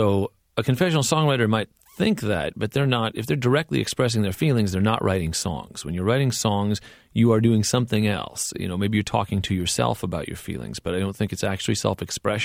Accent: California, United States; I grew up in California

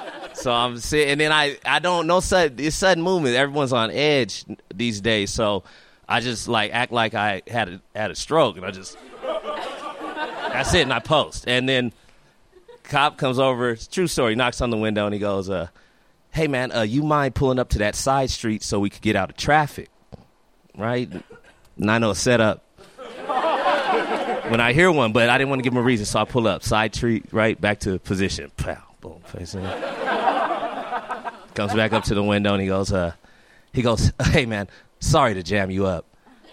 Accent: California, United States; And I go into my training from growing up in California.

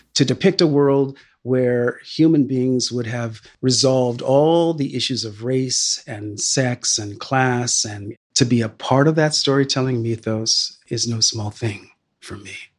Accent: Sacramento, California, United States; a kid growing up in Northern California in Sacramento

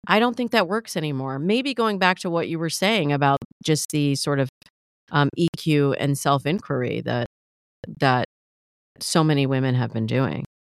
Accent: Midwest, United States; I grew up in the Midwest

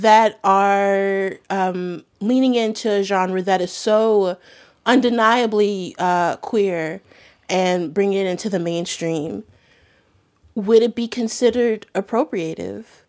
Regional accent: Baltimore, Maryland, United States; I grew up in Baltimore in the nineties

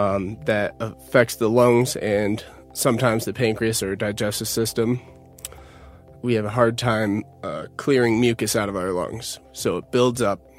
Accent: Utica, New York, United States; I'm originally from Utica, New York

